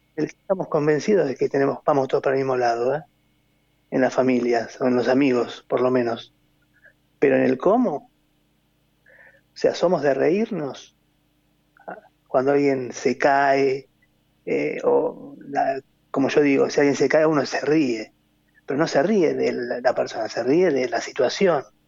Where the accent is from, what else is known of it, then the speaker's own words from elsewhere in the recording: Argentina; como argentinos